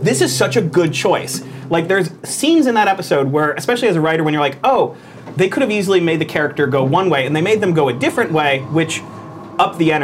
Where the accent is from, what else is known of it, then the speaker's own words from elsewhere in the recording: Florida, United States; I'm from Florida.